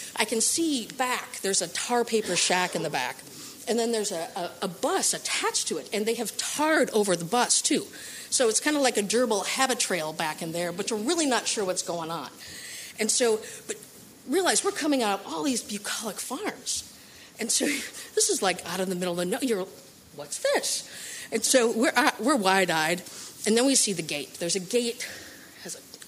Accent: Midwest, United States; I'm from the Midwest

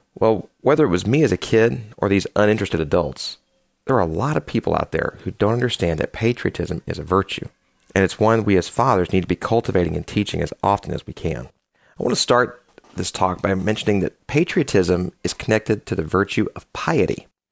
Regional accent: United States; Speaking as an American

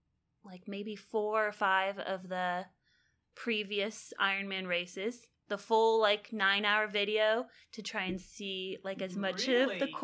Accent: California, United States; moved away as an adult; also born or lived in Nebraska; now in Texas, United States; I grew up in California.

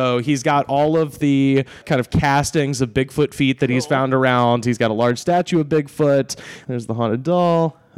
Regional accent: Long Island, New York, United States; I'm originally from Long Island.

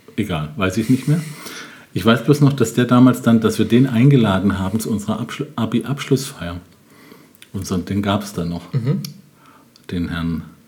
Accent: Germany; Ich bin in Bad Mannheim zur Schule gegangen, in einer Grundschule

